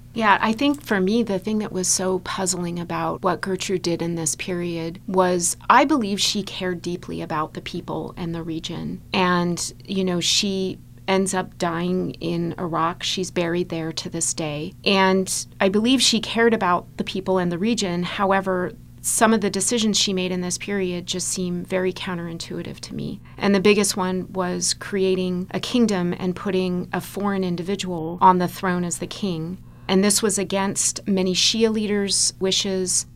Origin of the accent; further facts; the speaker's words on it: United States; as an American